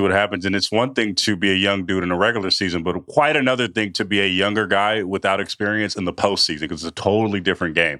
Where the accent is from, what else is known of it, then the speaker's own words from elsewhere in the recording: California, United States; I'm from California